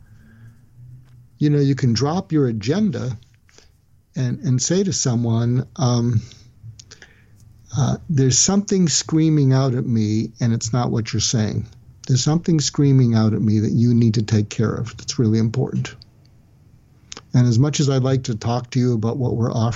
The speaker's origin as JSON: {"language": "English", "country": "United States", "said": "I'm an American"}